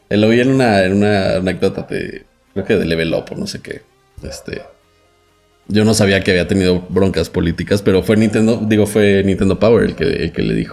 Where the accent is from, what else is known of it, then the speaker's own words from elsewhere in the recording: Mexico; soy periodista de México.